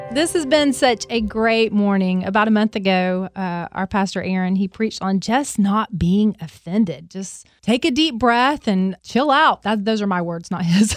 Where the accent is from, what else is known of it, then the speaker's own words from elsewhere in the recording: Alabama, United States; I'm from Alabama.